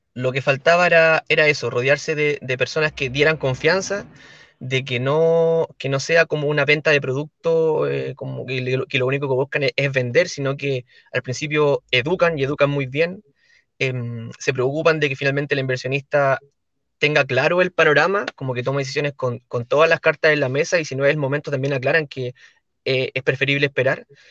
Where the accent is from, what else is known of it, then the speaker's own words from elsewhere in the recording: La Ligua, Valparaíso, Chile; yo soy de la comuna de La Ligua, que es en la quinta región